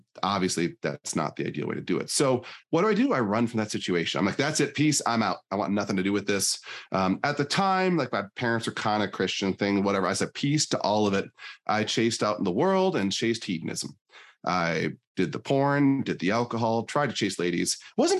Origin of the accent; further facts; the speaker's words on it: Northern Michigan, United States; now in Northern Idaho, United States; I was born in Northern Michigan